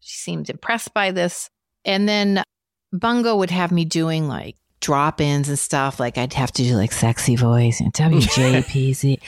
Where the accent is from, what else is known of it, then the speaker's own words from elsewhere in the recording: Mansfield, Massachusetts, United States; accent: Boston; I grew up in Mansfield, Mass, which was small town down near Foxborough where the Patriots play.